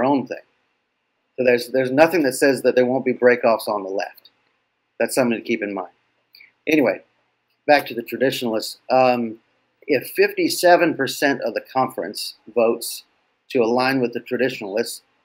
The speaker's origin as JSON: {"language": "English", "region": "West Coast", "country": "United States", "tie": "born or raised there", "also_born_or_lived": "Boston", "moved": "yes", "said": "I grew up on the West Coast"}